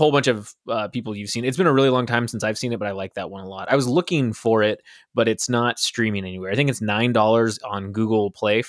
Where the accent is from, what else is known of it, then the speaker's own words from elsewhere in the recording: Burlington, Ontario, Canada; There is a cinema back in near my hometown in Burlington, and it is when that cinema opened up in the mall